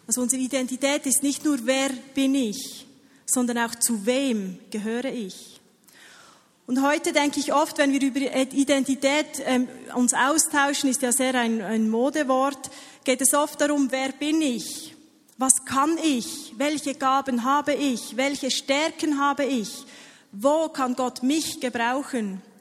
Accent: Switzerland; ich habe hier meine, meinen Pass mitgenommen. Ihr seht, ich bin Schweizerin.

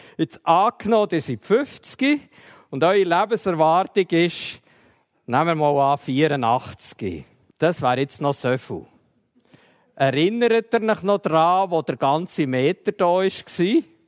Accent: Emmental, Bern, Switzerland; Ich bin im Emmental aufgewachsen

